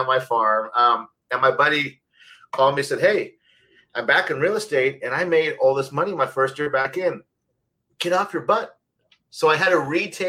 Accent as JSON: {"language": "English", "region": "Northern California", "country": "United States", "tie": "born or raised there", "said": "here in Sacramento, born and raised in Northern California. I went to college up here"}